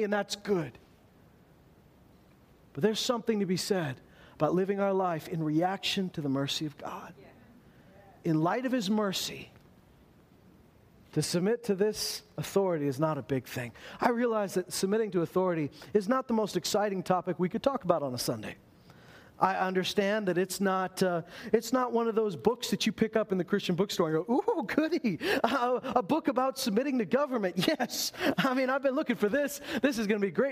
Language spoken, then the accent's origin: English; Meadow Lake, Saskatchewan, Canada; I may have been born in Meadow Lake, Saskatchewan